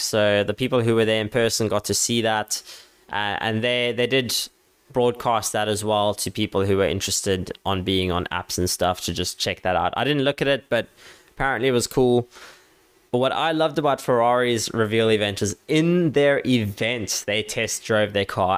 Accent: South Africa; I'm a South African guy

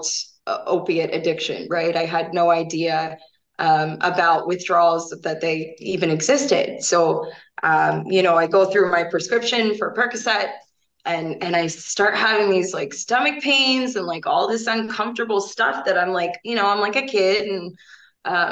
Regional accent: Fort Myers, Florida, United States; moved away as an adult; also born or lived in Pennsylvania; now in Wisconsin, United States; I grew up in Southwest Florida, Fort Myers

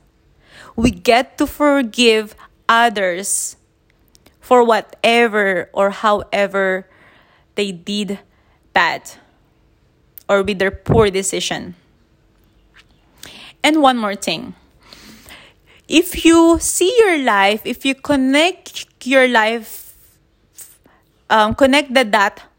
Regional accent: Manila, Metro Manila, Philippines; now in Chiang Mai, Thailand; I'm in Chiang Mai, northern Thailand, though I'm born and raised in Manila

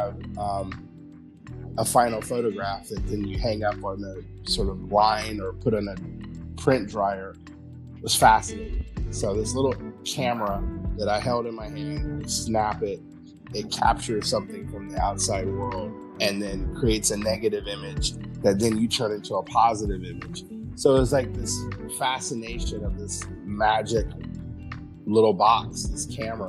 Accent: Columbus, Ohio, United States; I grew up in Columbus, Ohio

